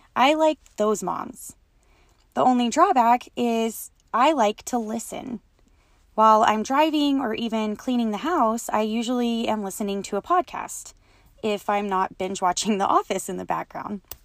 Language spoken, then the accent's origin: English; West Texas, United States; I was born and raised in West Texas, and I continue to live here with my family